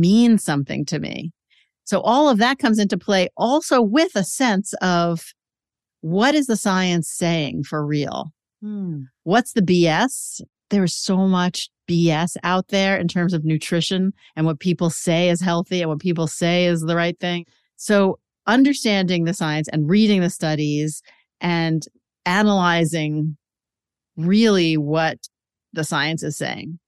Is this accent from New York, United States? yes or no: yes; New York City, New York, United States; I grew up in Queens in a Jewish mm-hmm. family